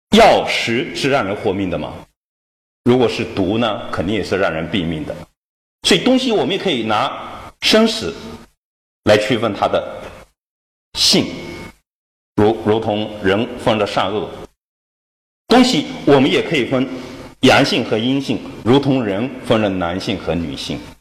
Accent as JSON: {"language": "Chinese", "country": "China", "said": "我们我们中国人"}